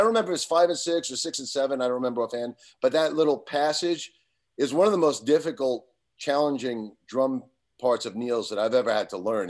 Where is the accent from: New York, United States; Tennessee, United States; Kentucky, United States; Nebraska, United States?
New York, United States; Long Island; growing up in Long Island, you know, in nineteen eighty-one, eighty-two, eighty-three